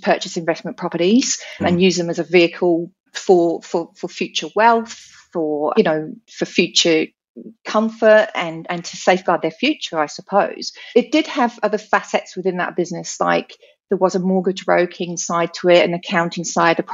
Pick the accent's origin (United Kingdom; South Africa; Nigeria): United Kingdom; moved away as an adult; also born or lived in New Zealand; now in Australia; So I'm born and bred British.